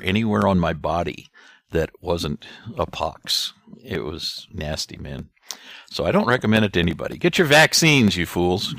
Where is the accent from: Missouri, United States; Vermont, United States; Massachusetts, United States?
Missouri, United States; Gumbo; I was born and raised in Gumbo, Missouri